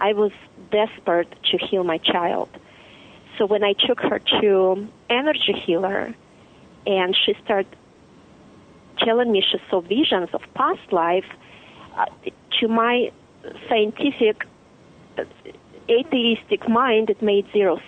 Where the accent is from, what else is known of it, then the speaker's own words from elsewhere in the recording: Russia; But what it did for us, it created the deep desire for a life of freedom, choice, and dignity without living this intense contrast back in Russia.